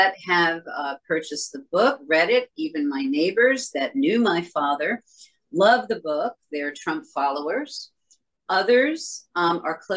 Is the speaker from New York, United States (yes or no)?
yes; New York City, New York, United States; I am a lifelong New Yorker